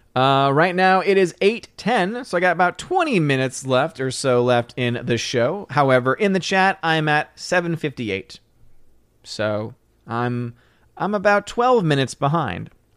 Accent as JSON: {"language": "English", "town": "New Orleans", "region": "Louisiana", "country": "United States", "moved": "yes", "lives_now": "Tennessee, United States", "said": "I'm from New Orleans, Louisiana, and I live in Tennessee."}